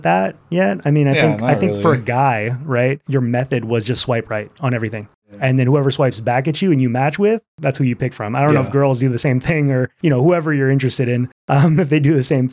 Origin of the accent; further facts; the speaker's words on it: Seattle, Washington, United States; growing up in Seattle, it's always been a quote unquote small town.